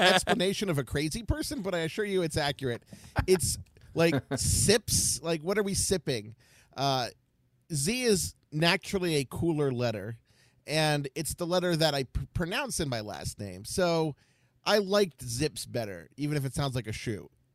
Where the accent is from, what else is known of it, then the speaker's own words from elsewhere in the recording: Baltimore, Maryland, United States; now in Ohio, United States; I am from Baltimore, but I live in Ohio